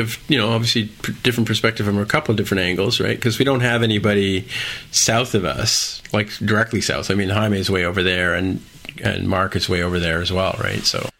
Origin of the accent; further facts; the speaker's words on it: St. Catharines, Ontario, Canada; I grew up in St. Catharines, Ontario.